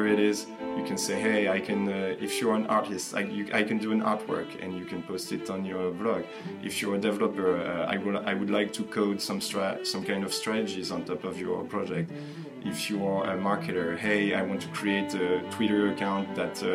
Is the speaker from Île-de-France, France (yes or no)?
yes; western suburbs of Paris, Île-de-France, France; also born or lived in Angers; I grew up in the western suburbs of Paris